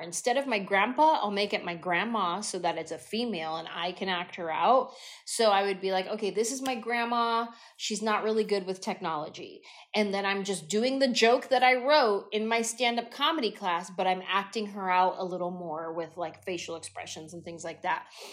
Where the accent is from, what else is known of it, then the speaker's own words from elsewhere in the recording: San Jose, California, United States; I'm just this little Mexican girl from San Jose